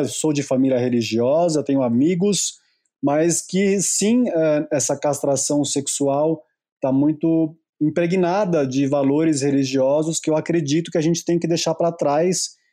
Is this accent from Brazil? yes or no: yes; Brazil; a minha infância, pelo menos aqui no Brasil, é só mais uma infância